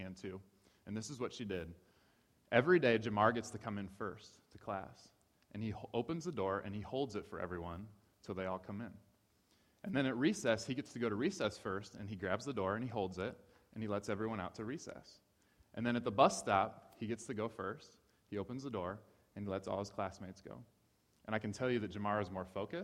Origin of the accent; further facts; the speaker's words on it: Ohio, United States; moved away; I grew up in Ohio.